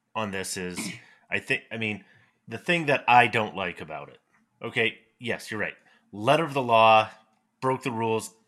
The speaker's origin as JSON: {"language": "English", "town": "Fort Collins", "region": "Colorado", "country": "United States", "tie": "born or raised there", "said": "my hometown here in Fort Collins, Colorado"}